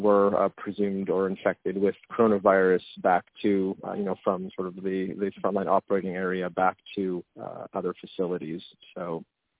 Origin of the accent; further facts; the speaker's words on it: Montreal, Quebec, Canada; moved away as an adult; also born or lived in Côte Saint-Luc; now in Pennsylvania, United States; as a Canadian, you know, born and raised in Montreal for half my life and then moved to the United States